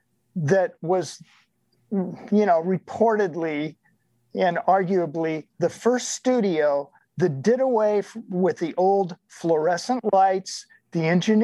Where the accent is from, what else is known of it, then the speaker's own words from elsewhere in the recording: Omaha, Nebraska, United States; moved away; I grew up in Omaha, Nebraska, which coincidentally is about 30 miles away from a small town called Shenandoah, Iowa.